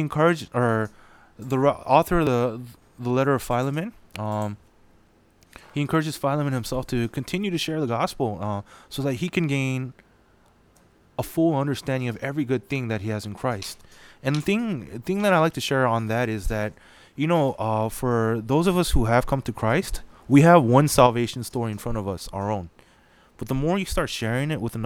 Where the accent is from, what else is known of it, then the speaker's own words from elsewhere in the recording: California, United States; we're from California